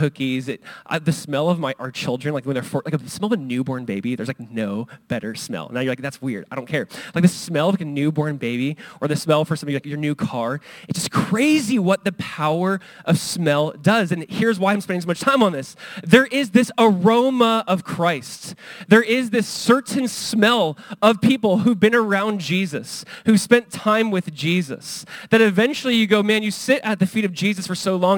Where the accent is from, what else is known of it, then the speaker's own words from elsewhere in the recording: Southern California, United States; I grew up in Southern California. We went to Disneyland and it's like 20 minutes away.